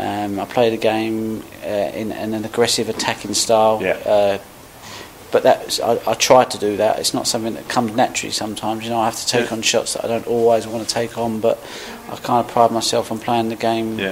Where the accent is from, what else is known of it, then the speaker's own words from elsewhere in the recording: Ilford, London, United Kingdom; also born or lived in Birmingham / Essex; I was born in Birmingham, brought up in Ilford. Yep. So Ilford's just on the border of Essex